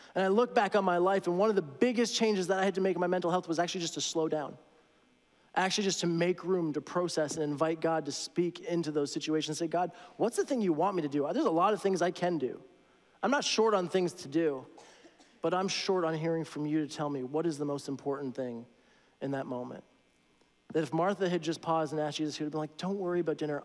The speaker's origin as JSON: {"language": "English", "town": "Toronto", "region": "Ontario", "country": "Canada", "moved": "yes", "said": "I'm from Toronto"}